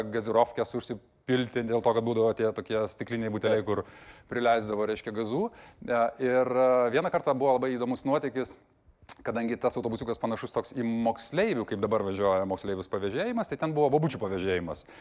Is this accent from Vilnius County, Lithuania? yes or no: yes; Vilnius, Vilnius County, Lithuania; aš šiaip esu Vilnietis iš pašaknų, e, mano tėvai susitiko, e, įtariu, kažkurioje diskotekoje arba Kaune KTU, arba kažkur visiukose, nes tėvukas ten mokėsi ir tada jie pradėjo gyventi Vilniuje ir ten gimiau aš.